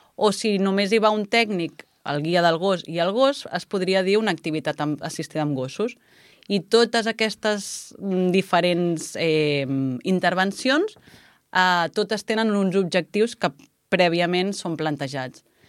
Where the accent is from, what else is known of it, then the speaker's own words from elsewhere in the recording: Puigcerdà, Catalonia, Spain; also born or lived in Prats i Sansor, Lleida; jo sóc de la Cerdanya i vaig néixer a Puigcerdà.